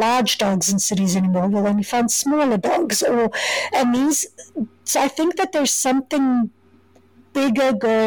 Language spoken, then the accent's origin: English; Johannesburg, Gauteng, South Africa; moved away as an adult; now in Kingston, Canada; So I didn't grow up in Cape Town. I grew up in Johannesburg.